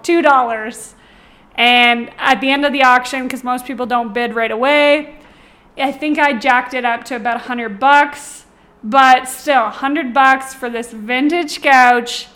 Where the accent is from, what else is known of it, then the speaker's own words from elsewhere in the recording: Ontario, Canada; now in Calgary, Canada; I'm from Ontario originally